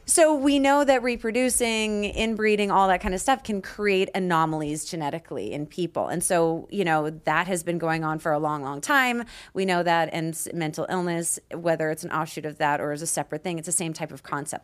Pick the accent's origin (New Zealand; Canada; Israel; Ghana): Canada; Peace River, Alberta; moved away; I grew up in Canada in a very small town called Peace River